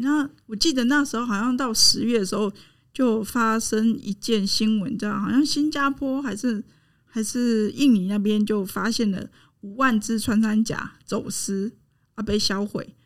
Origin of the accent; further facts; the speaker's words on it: Zhushan, Nantou County, Taiwan; moved away; 我的家乡竹山